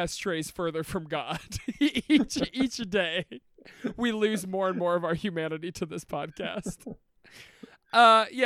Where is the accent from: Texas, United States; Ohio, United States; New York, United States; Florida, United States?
Ohio, United States; Youngstown; We're from Youngstown